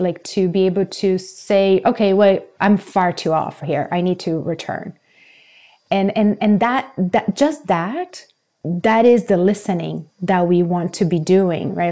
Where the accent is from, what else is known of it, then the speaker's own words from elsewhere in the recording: Brazil; moved away; I grew up in Brazil